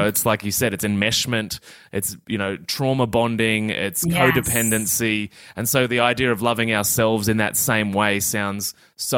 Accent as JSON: {"language": "English", "country": "Australia", "said": "as an Australian man"}